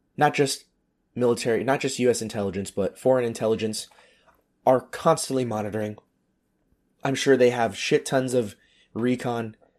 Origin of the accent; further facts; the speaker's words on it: United States; moved away as an adult; now in Europe; I'm an American, but I'm not in the military